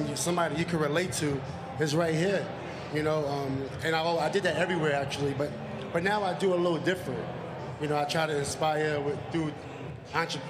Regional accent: New York City, New York, United States; I'm from Queensbridge

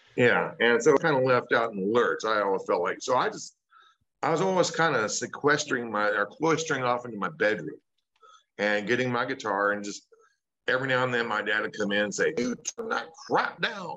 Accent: Sullivan, Indiana, United States; moved away; my hometown of Sullivan, Indiana

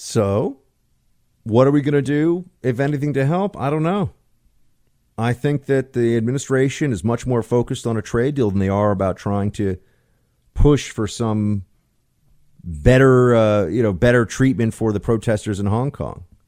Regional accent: New York, United States; I'm from New York

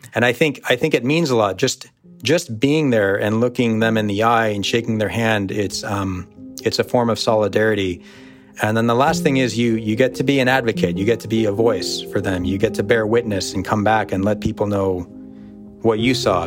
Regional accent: United States; also born or lived in Syria (ancestry); being an American, being born and raised with the luxuries of being a United States citizen

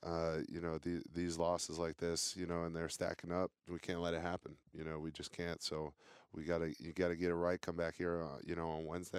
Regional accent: New Hampshire, United States; And I'm actually originally, you know, from the Northeast. {S1} Yep. {S4} You know, I'm from New Hampshire. So not too far away from home.

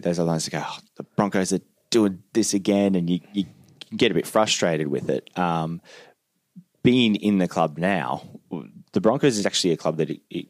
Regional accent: Queensland, Australia; So I'm from North Queensland.

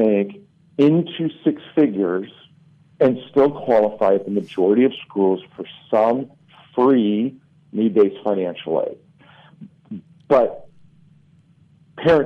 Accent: Southern California, United States; I grew up in Southern California

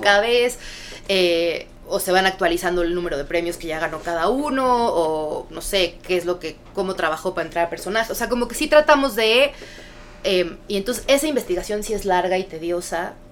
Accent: Mexico City, Mexico; also born or lived in United States / Chicago; yo nací en Estados Unidos, pero desde chiquita crecí, viví en México, en la Ciudad de México, toda mi vida

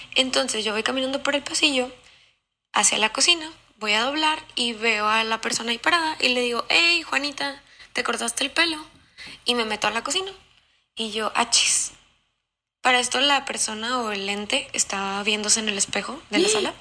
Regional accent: Monterrey, Nuevo León, Mexico; de Monterrey

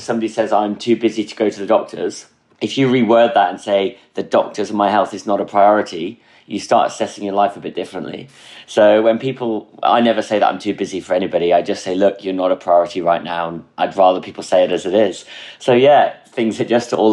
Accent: near Durham, North East England, United Kingdom; moved away as an adult; also born or lived in Midlands / Birmingham / Frankfurt; I was born in the Midlands. And then in 2002 onwards, I actually grew up in the northeast of England, near Durham

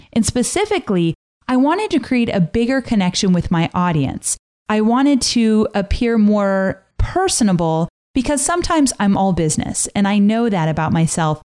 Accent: Southern California, United States; moved away; I was born and raised in Southern California

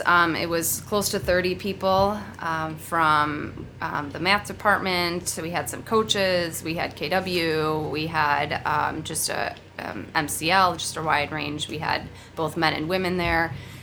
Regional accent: Oak Lawn, Illinois, United States; No, I'm from the southwest side, like Oak Lawn area.

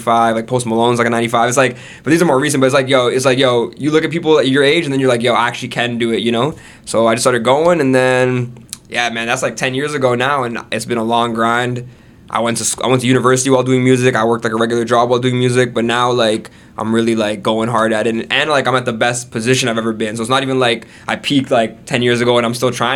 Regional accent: Brampton, Ontario, Canada; also born or lived in Jacksonville, Florida, United States; I'm from Brampton. Actually, I was born in Florida, in Jacksonville. My family's from India, like Gujarat, but they immigrated to America, and then they got like proper citizenship in Canada, so we moved here when I was like three, four years old, and straight to Brampton, you know, and then lived in Brampton pretty much my whole life.

